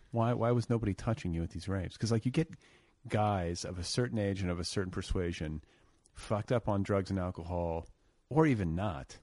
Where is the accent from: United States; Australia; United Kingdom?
United States; Indiana; now in Los Angeles, United States; I was from Indiana